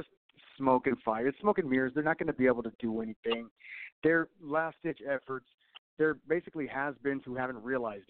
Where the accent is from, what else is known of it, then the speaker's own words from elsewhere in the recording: Southern California, United States; moved away; I'm from Southern California myself. I'll go back to visit, but I definitely don't want to live there anymore